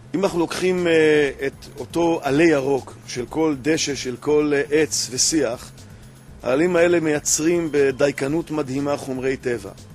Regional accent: Ramat Gan, Tel Aviv District, Israel; אני אה, גדלתי ברמת גן

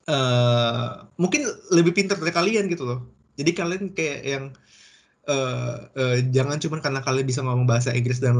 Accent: Indonesia; now in Germany; gue tuh nggak semata-mata ngebawa kebiasaan gue yang di Indo, selain gue bawa bahasa Indo gue ke sini

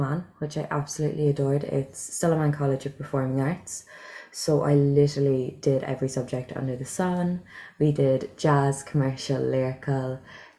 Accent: Cork, Munster, Ireland; moved away as an adult; also born or lived in Bedford, England; I'm from Cork

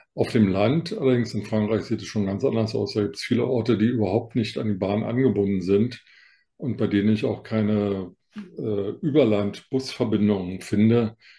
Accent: Berlin, Germany; Ich als Berliner

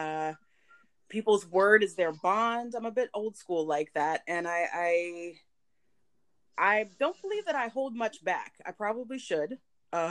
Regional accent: the South, United States; I was raised in the South

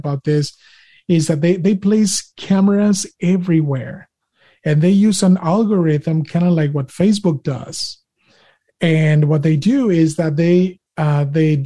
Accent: Monterrey, Nuevo León, Mexico; English is a second language; now in United States; I was born and raised in Monterrey, Mexico. And I came here in the United States of America back in 2003.

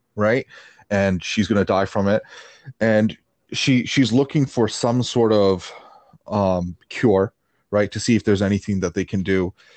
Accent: Canada; I grew up in Canada.

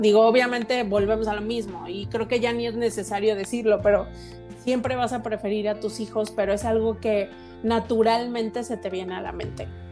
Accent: Mexico

